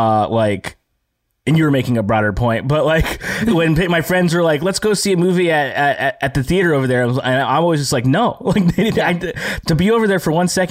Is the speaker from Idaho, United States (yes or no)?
no; Downey, California, United States; also born or lived in Lakewood, California; I'm from here. Yeah. I'm from Southern California, Lakewood, Long Beach area, Downey.